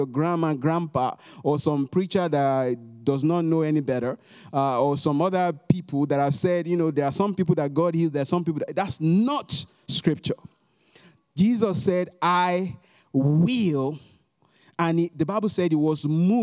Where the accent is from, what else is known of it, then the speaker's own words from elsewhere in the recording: Nigeria; moved away as an adult; now in United States; if I want to talk about my home country, Nigeria